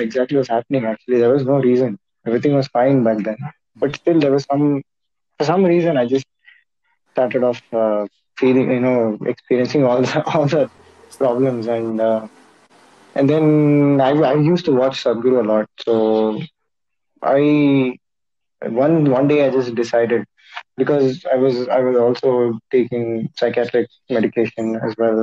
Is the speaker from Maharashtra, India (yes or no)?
no; Bangalore, Karnataka, India; I'm from Bangalore